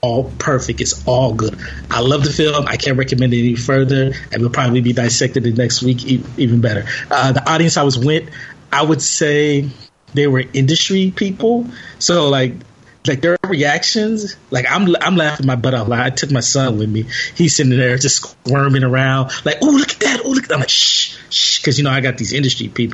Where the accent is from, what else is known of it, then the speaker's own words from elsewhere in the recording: Los Angeles, California, United States; I'm from South L.A.